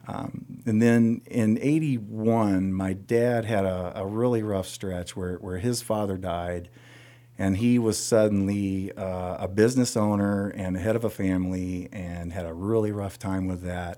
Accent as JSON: {"language": "English", "town": "Sebree", "region": "Kentucky", "country": "United States", "tie": "born or raised there", "moved": "as an adult", "lives_now": "Ohio, United States", "said": "my story begins in nineteen seventy-four in Sebree, Kentucky"}